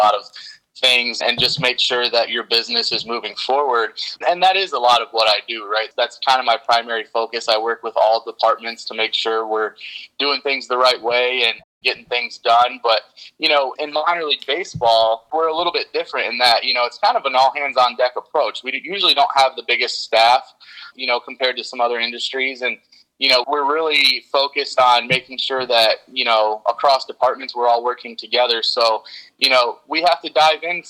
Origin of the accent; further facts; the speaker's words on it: Dansville, Michigan, United States; I'm a Lansing guy. I grew up in Dansville, Michigan, graduated from Dansville High School